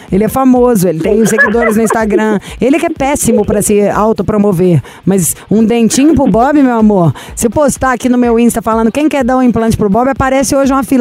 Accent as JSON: {"language": "Portuguese", "town": "Joinville", "region": "Santa Catarina", "country": "Brazil", "said": "Eu sou de Joinville, Santa Catarina."}